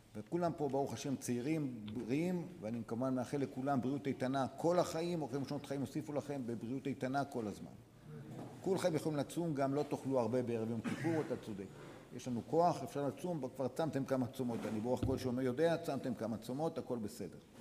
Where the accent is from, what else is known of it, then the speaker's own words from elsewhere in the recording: Dimona, Southern District, Israel; אנחנו גדלנו בדימונה